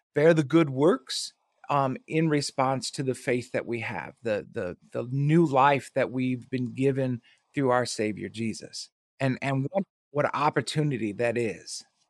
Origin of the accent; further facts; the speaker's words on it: Milwaukee, Wisconsin, United States; now in Havelock, North Carolina, United States; I was born and raised in Milwaukee